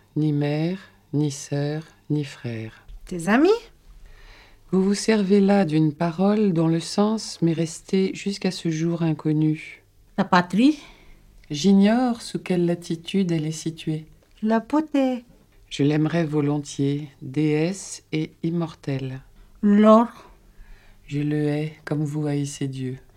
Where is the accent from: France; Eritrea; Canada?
Eritrea; moved away; je viens de l'Afrique de l'Est, euh, de l'Érythrée précisément